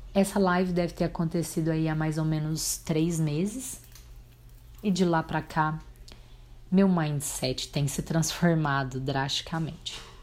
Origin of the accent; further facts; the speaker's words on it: Abadia dos Dourados, Minas Gerais, Brazil; also born or lived in Tupaciguara, Minas Gerais; nunca neguei que eu nasci em Abadia dos Dourados, Minas Gerais, Brasil. Nunca neguei que eu sou brasileira, nunca neguei que eu morasse em Tupaciguara